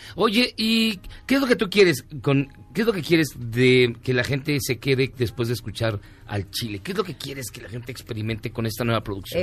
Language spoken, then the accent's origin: Spanish; Guerrero, Mexico; Los guerrerenses te queremos